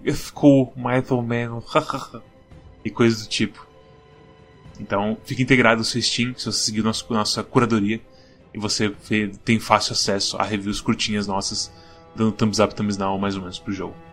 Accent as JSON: {"language": "Portuguese", "country": "Brazil", "said": "nós somos brasileiros"}